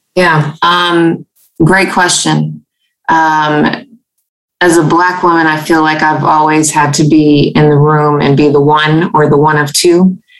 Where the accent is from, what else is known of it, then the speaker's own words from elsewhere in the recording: Louisiana, United States; I'm a native Louisianan. Um, I'm a fiance. I'm a mama. Um, I'm a daughter, a student, a leader, um, and a climate scientist, strategist, and advocate. Uh, growing up in Louisiana